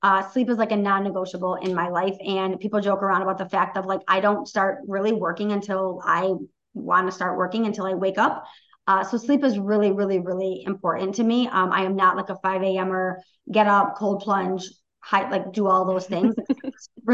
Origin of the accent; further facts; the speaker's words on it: Oxford, Michigan, United States; we had a huge Oxford school shooting in my hometown 2 years ago today